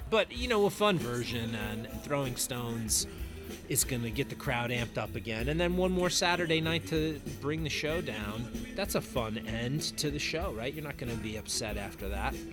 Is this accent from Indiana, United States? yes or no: no; New Jersey, United States; born or raised there